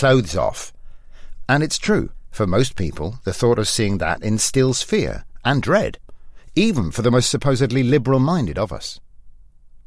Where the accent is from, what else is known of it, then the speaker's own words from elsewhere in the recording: England, United Kingdom; I'm English